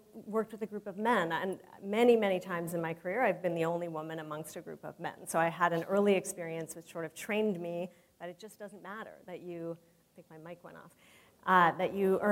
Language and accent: English; San Francisco, California, United States; growing up in San Francisco